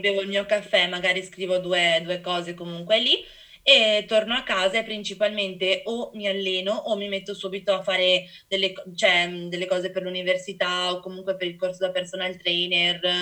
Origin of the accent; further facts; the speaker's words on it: Venice, Veneto, Italy; sono dell'Ido di Venezia, una piccola isoletta, un cordone diciamo vicino a Venezia